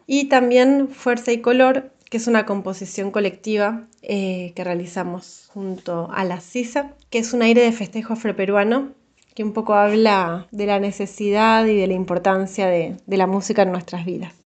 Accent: Buenos Aires, Argentina; soy de Capital Federal, de Argentina.

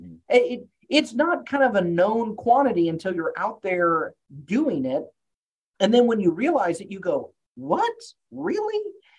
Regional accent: Texas, United States; also born or lived in Arkansas, United States; sorry, I grew up in Texas, after Arkansas. I use a lot of Southern metaphors, apologies in advance.

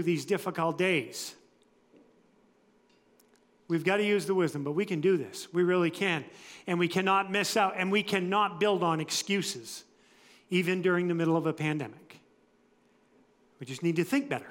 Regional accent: United States; I was born and raised in the United States

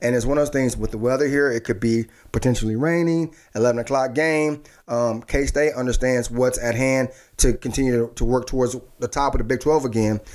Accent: Dallas, Texas, United States; me as a kid growing up in Dallas

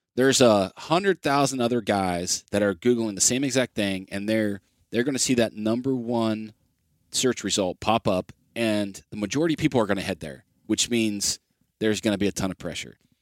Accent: Ohio, United States; my home state of Ohio

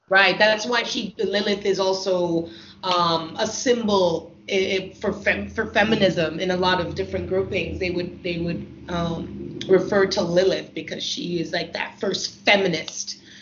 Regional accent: Canada; coming from a Caribbean home and being Canadian

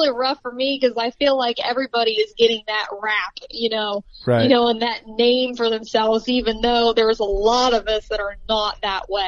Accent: Ohio, United States; obviously. Um, I am from Southeast Ohio, so that's mainly um, where I hunt.

